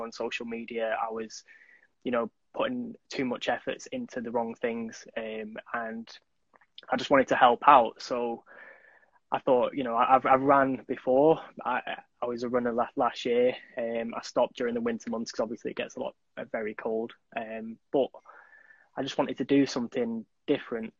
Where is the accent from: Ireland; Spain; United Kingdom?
United Kingdom; Manchester, North West England; I'm from Manchester